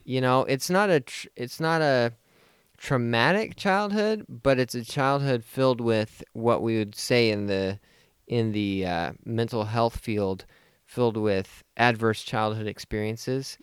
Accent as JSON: {"language": "English", "country": "United States", "said": "as an American"}